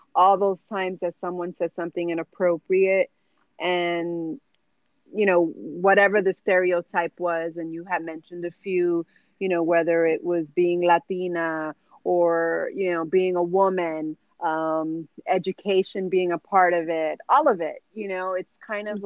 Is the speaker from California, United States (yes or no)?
no; New York City, New York, United States; born and raised in the Bronx